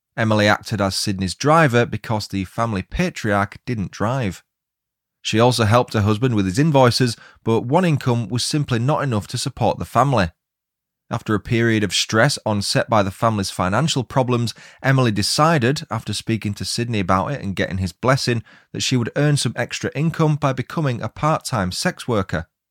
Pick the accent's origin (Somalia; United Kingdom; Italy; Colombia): United Kingdom; Huddersfield, Yorkshire and the Humber; now in Leeds, United Kingdom; Originally, though, I'm from Huddersfield